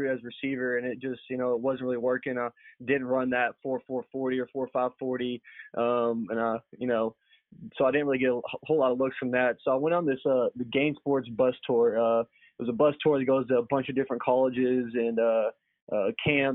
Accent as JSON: {"language": "English", "town": "Louisville", "region": "Kentucky", "country": "United States", "tie": "born or raised there", "said": "growing up in Louisville"}